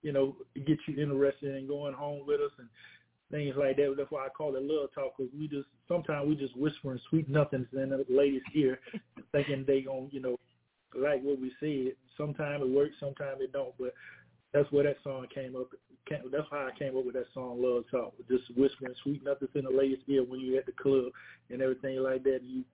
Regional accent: Rock Hill, South Carolina, United States; now in Wetumpka, Alabama, United States; I grew up in Rock Hill, South Carolina, and basically a South Carolina born and bred type of guy

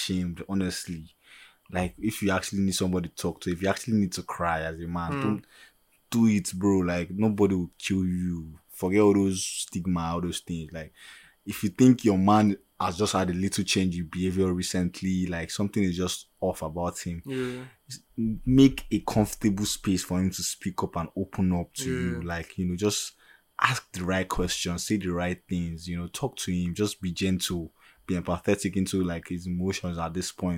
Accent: Nigeria; speaking as Nigerian men and African men

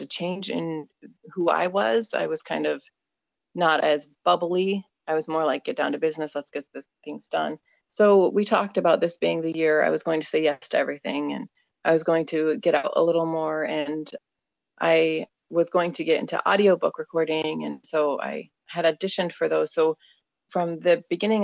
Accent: Minnesota, United States; I am from Minnesota, USA

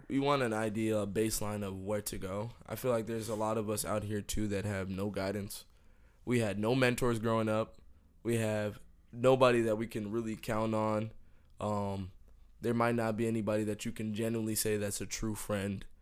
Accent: Miami, Florida, United States; also born or lived in New Jersey / Jamaica (heritage); I moved to Miami when I was four

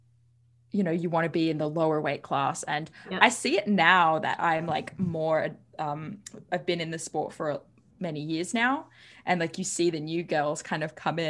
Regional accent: Sydney, New South Wales, Australia; I grew up in Sydney, Australia

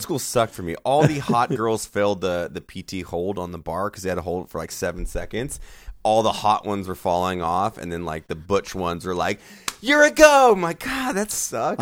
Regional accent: Santa Barbara, California, United States; moved away as an adult; now in Texas, United States; Santa Barbara, my hometown of California, since I was born and raised there and moved out

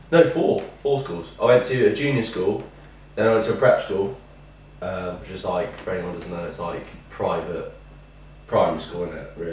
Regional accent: Woking, South East England, United Kingdom; I'm from Woking, which is a little town in Berkshire. Yeah, down from down south, southern kid.

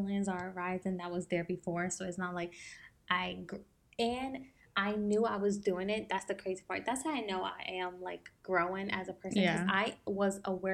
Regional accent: New Jersey, United States; moved away; we were born and raised in New Jersey

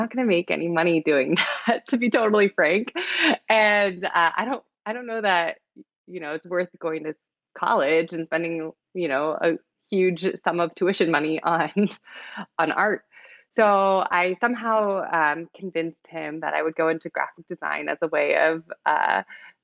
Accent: San Diego, California, United States; I grew up in San Diego, in California

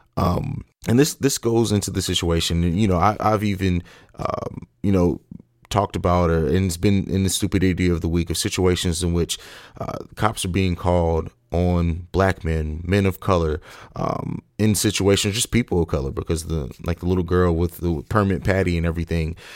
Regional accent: Columbus, Ohio, United States; my home state of Columbus, Ohio

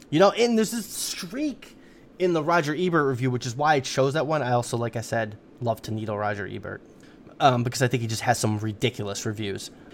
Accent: United States; as an American

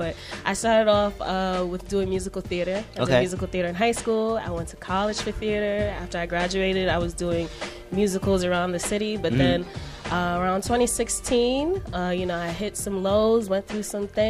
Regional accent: New York City, New York, United States; I'm from the Bronx.

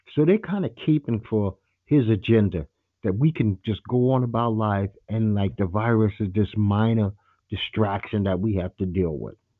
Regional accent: New York City, New York, United States; a kid from Brooklyn, New York.

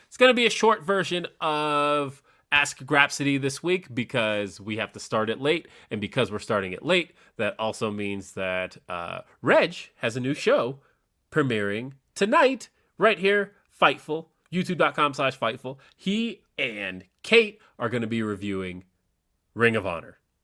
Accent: Los Angeles, California, United States; moved away; I am from Los Angeles

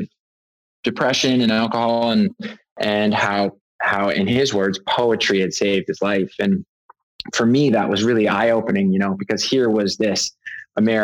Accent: Canada; growing up in Canada

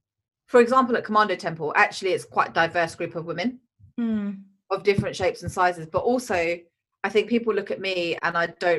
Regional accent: India; yoga comes from India. I'm Indian, so that's probably what I should do, but I don't.

